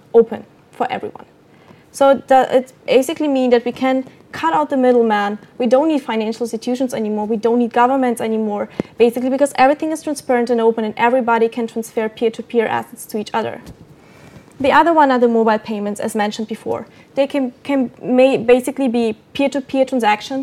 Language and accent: English; Copenhagen, Capital Region of Denmark, Denmark; I'm from Copenhagen.